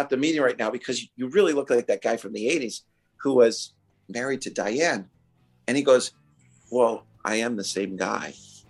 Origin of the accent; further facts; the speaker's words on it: New York, United States; as a New Yorker